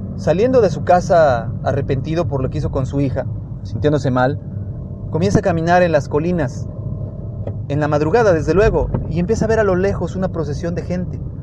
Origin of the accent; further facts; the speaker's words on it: Mexico; en México somos un país de tradiciones